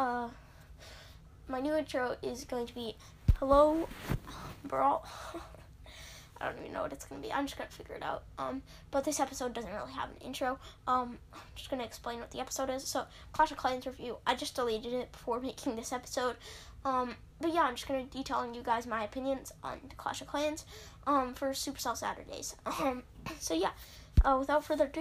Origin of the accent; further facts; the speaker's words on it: Canada; I'm Canadian